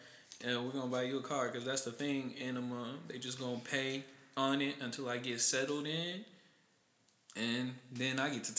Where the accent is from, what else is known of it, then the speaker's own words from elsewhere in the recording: Houston, Texas, United States; So, I was born and raised like near Gulf Gate.